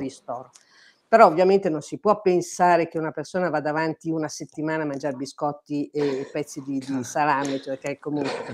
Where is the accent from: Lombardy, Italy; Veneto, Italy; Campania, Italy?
Lombardy, Italy; Milan; moved away as an adult; also born or lived in Courmayeur, Aosta Valley; now in Aosta Valley, Italy; Io sono una milanese trapiantata da 40 anni ormai in Valle d'Aosta